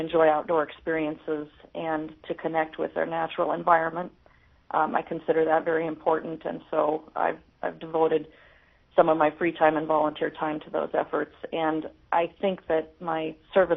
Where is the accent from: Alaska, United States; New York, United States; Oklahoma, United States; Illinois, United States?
Alaska, United States; Fairbanks; also born or lived in Tok Cutoff near Mentasta Pass, Alaska; I'm a lifelong Alaskan. I was born and raised in Fairbanks.